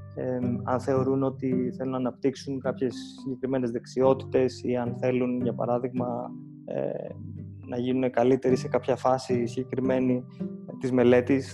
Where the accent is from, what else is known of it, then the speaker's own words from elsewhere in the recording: Athens, Attica, Greece; moved away as an adult; also born or lived in Thessaloniki / United States; μεγάλωσα στην Αθήνα ε, μέχρι να πάω και στο πανεπιστήμιο